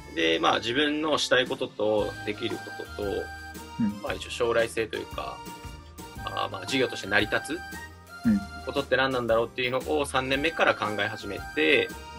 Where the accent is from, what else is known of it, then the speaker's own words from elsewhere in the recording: Akita, Japan; moved away as an adult; also born or lived in Nishinoshima, Shimane; 僕、あの、出身秋田県